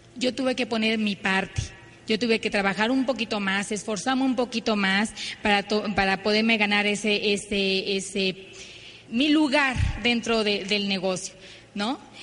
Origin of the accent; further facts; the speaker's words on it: Ciudad Obregón, Sonora, Mexico; nosotros venimos de Ciudad Obregón, Sonora. Eh, vengo de una familia muy tradicional.